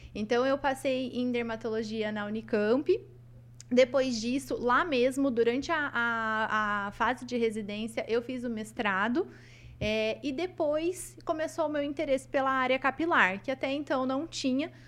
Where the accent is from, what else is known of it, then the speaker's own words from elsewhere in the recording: Maringá, Paraná, Brazil; eu nasci aqui em Maringá, então eu sou da cidade de Maringá. É, cresci aqui